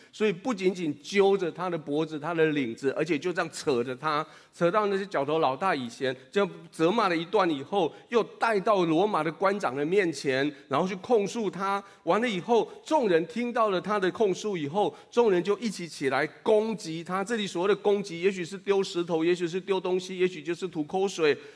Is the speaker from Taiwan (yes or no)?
yes; Taiwan; 如果你跟我一样是在台语教会长大的